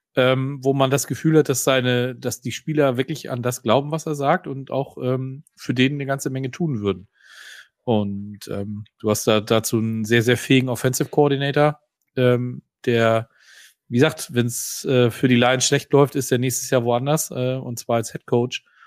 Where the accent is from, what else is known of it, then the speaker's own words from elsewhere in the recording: Northern Germany, Germany; hier bei uns im Norden